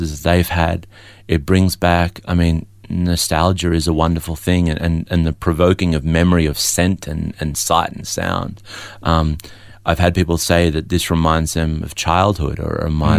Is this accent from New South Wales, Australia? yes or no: no; Melbourne, Victoria, Australia; also born or lived in Adelaide; I was born in Adelaide but raised in Melbourne.